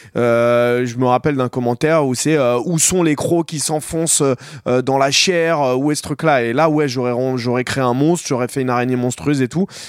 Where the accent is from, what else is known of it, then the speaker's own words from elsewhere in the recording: Noisy-le-Grand, Île-de-France, France; j'ai grandi, j'ai grandi à Noisy